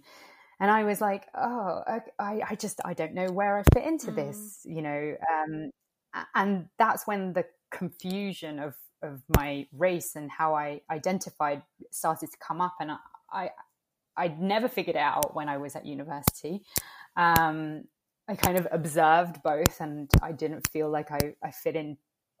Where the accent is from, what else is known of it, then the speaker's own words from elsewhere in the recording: London, United Kingdom; also born or lived in Italy; growing up in the UK, there is not a lot of representation for, I guess, well, Indigenous peoples. There is a small Latinx community here in London, and I grew up in the Latinx